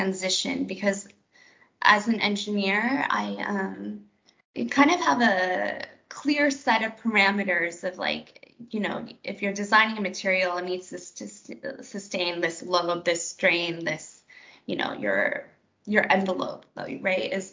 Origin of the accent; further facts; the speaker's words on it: Seattle, Washington, United States; moved away as an adult; also born or lived in Philadelphia; I'm mostly from Seattle, which is a huge aerospace